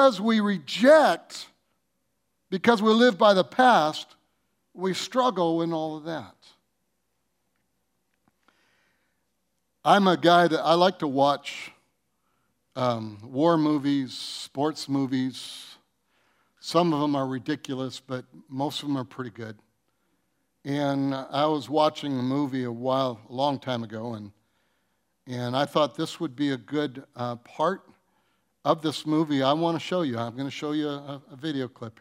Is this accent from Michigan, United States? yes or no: yes; Detroit, Michigan, United States; I was raised in Detroit